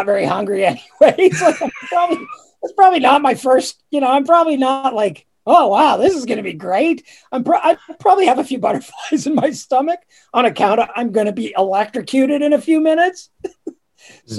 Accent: Sudbury, Ontario, Canada; I grew up in Sudbury, and we used to actually play our games outdoors

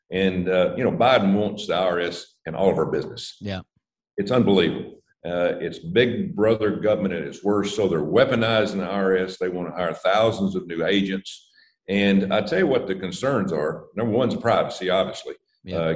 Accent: Alabama, United States; I sit down with uh, uh, uh Shelby, uh, Senator Shelby from my home

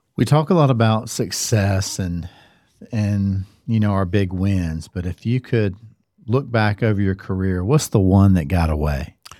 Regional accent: Cary, North Carolina, United States; I grew up in Cary, And again, over my fifty-five years of being here, Carrie has changed.

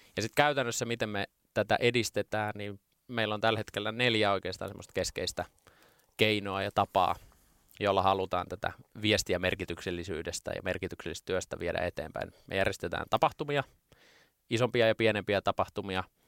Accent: Lahti, Päijät-Häme, Finland; Ylpeä juuristani, tulen Lahesta

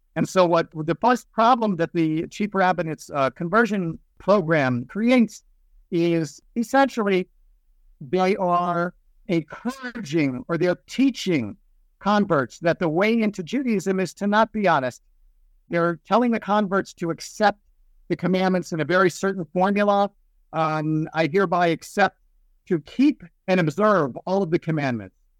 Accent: Silver Spring, Maryland, United States; moved away as an adult; now in Beit Shemesh, Israel; I was born and raised in Silver Spring, Maryland

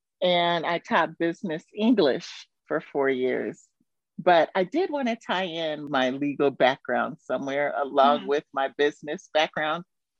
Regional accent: California, United States; moved away as an adult; now in Qatar; Before that, though, I'm originally from California, but I've lived in many states in the U.S. throughout my various careers.

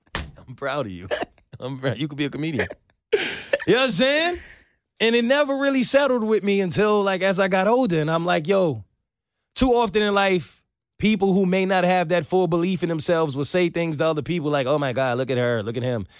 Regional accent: New York, United States; moved away as an adult; now in Atlanta, United States; I'm from New York.

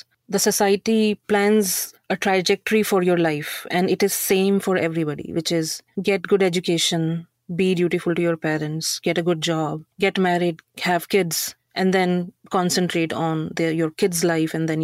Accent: Yamunanagar, Haryana, India; moved away as an adult; also born or lived in Mumbai, India; now in Canada; I came from Haryana, Yamunanagar. Jagadri is a, what do you call it, twin city. We are actually from the village near Jagadri

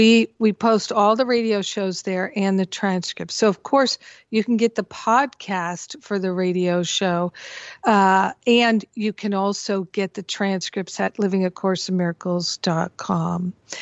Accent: Rhode Island, United States; moved away; also born or lived in Boston; I grew up in Rhode Island and went to college in Boston.

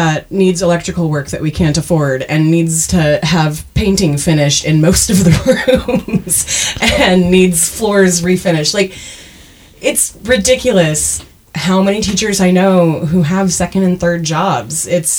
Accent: Canada; accent: Canadian; My Canadian accent did sneak out a lot when we were talking about Letterkenny earlier.

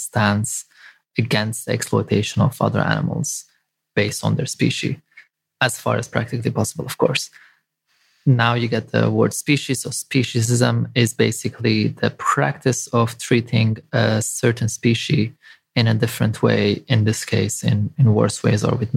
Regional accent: Lebanon; moved away; I grew up in Lebanon.

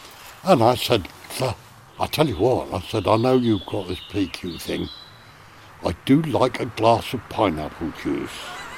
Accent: United Kingdom; Oh, you're a limey. I said, well, yeah, I'm British.

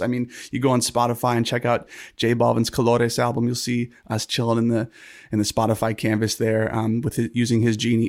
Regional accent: San Diego, California, United States; also born or lived in Los Angeles; growing up in San Diego, California

